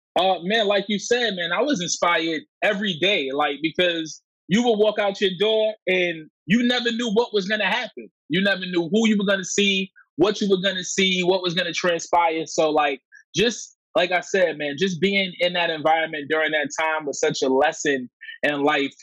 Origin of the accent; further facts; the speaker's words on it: New York City, New York, United States; I'm from Coney Island, you know, super specifically. And growing up in Coney Island, you know, in the in the '90s